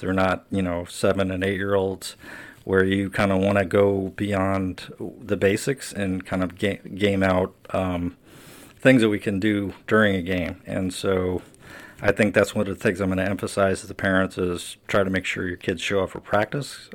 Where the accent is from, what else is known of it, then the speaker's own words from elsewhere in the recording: St. Louis, Missouri, United States; now in Washington, D.C., United States; growing up in Saint Louis